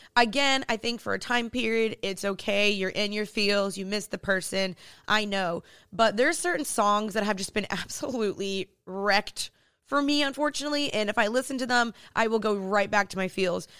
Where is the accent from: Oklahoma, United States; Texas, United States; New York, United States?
Texas, United States; Dallas; moved away as an adult; now in Los Angeles, United States; I'm originally from Dallas, Texas, but I moved to L A two years ago